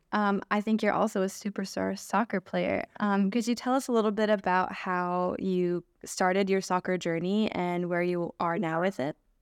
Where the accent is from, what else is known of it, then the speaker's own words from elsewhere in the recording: Lummi Nation, Washington, United States; also born or lived in Vancouver Island, Canada; I'm also come from the Lummi Nation, and I'm also a First Nations Houwayat from Vancouver Island